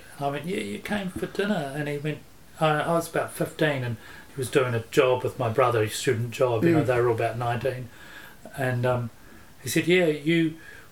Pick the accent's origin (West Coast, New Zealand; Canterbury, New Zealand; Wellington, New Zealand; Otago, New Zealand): Wellington, New Zealand; Upper Hutt; also born or lived in Auckland; now in Wellington, New Zealand; I'm Upper Hutt